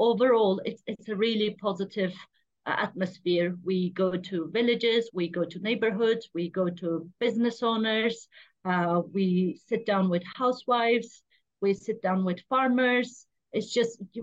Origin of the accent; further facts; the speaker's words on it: Diyarbakır, Diyarbakır Province, Turkey; Diyarbakır, my hometown, where I'm from exactly